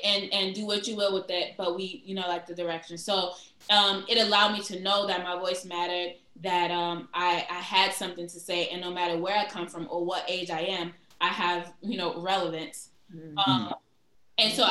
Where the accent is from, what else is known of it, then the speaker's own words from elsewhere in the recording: New York City, New York, United States; I'm from Brooklyn. I'm from East New York